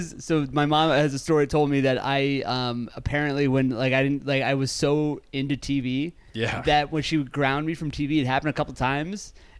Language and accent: English; Lancaster, Pennsylvania, United States; moved away; I'm from Lancaster, Pennsylvania.